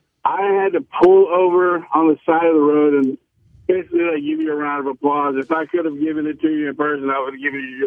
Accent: Dallas, Texas, United States; I'm from Dallas

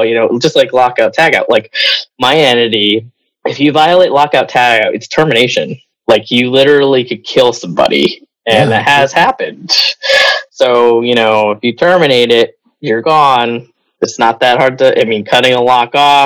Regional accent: New England, United States; I'm from New England

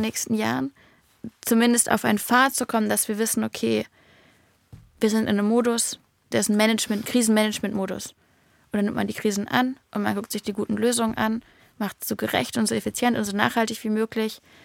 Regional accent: Berlin, Germany; als Berliner

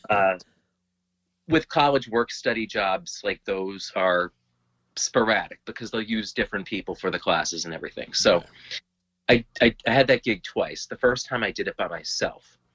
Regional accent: Lowell, Massachusetts, United States; moved away as an adult; now in Derry, United States; Lowell, Massachusetts, and uh, presently I live in uh, Derry, New Hampshire

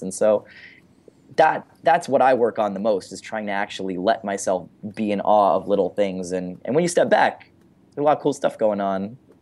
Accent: San Francisco, California, United States; I'm from San Francisco

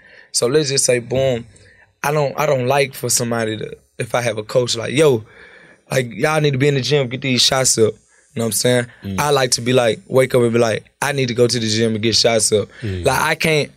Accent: Memphis, Tennessee, United States; Growing up in Memphis

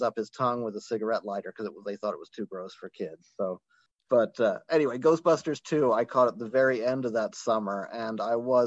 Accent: Ireland; now in United States; I grew up in Ireland

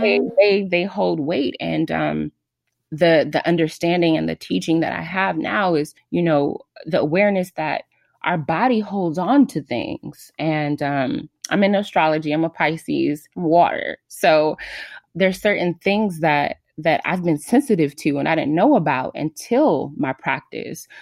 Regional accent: Los Angeles, California, United States; I am from Los Angeles, California.

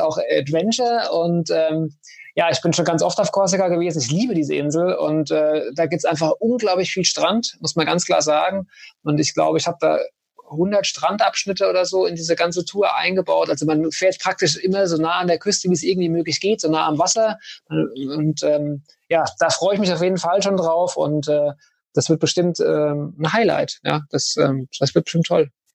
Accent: Germany; bei uns in Deutschland

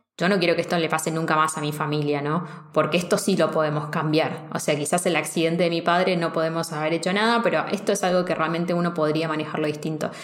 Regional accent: Argentina; vengo de Argentina

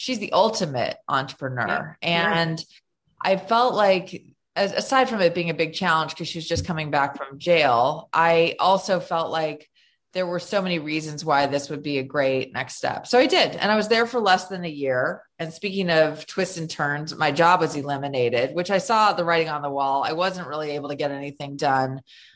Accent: Los Angeles, California, United States; moved away; also born or lived in New York; I'm from Los Angeles.

